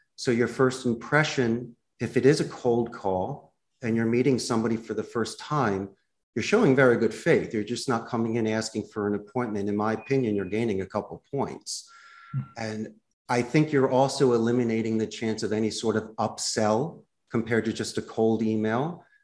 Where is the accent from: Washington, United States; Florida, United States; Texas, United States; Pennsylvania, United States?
Pennsylvania, United States; Philadelphia; moved away as an adult; also born or lived in Arizona; now in Costa Rica; When I was growing up in Northeast Philadelphia